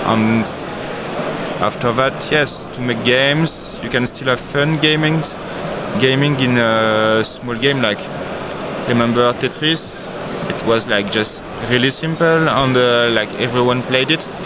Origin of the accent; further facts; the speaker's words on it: Aix-en-Provence, Provence-Alpes-Côte d'Azur, France; Yeah, Aix-en-Provence, near Marseille.